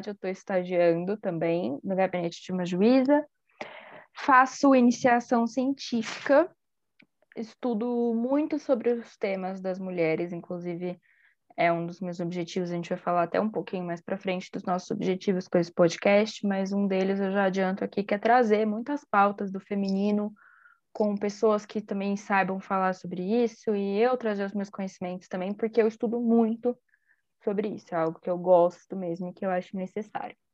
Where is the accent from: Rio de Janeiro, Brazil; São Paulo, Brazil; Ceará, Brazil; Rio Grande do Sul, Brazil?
São Paulo, Brazil; accent: São Paulo; also born or lived in Salvador; eu sou baiana, nasci né, em Salvador, minha família toda é de lá, mas meu sotaque é de São Paulo.